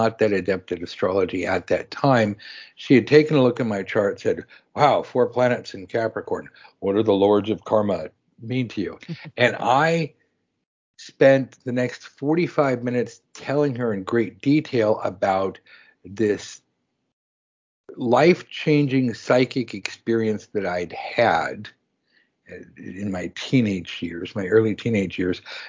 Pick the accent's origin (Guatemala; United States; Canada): United States; Los Angeles, California; even growing up in Los Angeles